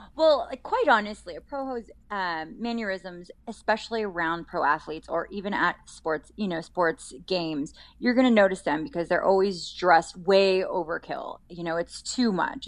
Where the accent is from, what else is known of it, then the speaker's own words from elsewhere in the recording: Colorado, United States; also born or lived in Las Vegas; now in California, United States; I grew up in Colorado, so I was always a pasty kid